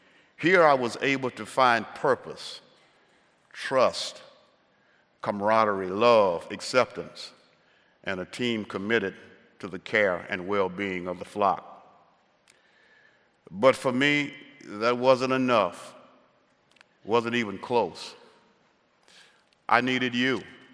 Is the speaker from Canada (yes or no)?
no; the South, United States; growing up in the South, how did I cope with the racism and how did I escape?